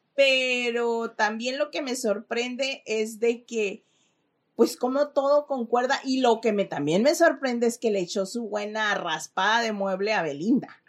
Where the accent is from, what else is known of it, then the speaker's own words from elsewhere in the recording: Mexico; now in Los Angeles, United States; Como buena mamá mexicana